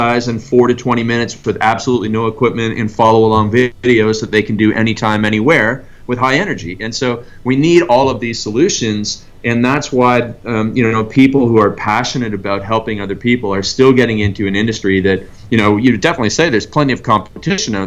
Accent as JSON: {"language": "English", "country": "Canada", "tie": "born or raised there", "moved": "yes", "said": "I grew up in Canada"}